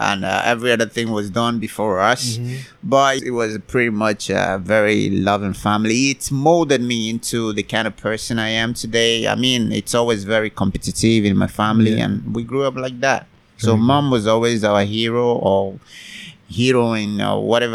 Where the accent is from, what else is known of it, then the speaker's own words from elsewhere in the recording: Nigeria; moved away as an adult; now in Vietnam; I'm originally from Nigeria. Both of my parents are from Nigeria in West Africa